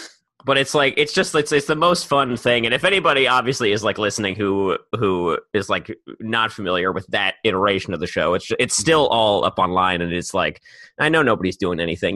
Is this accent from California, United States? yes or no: no; Maryland, United States; I'm from Maryland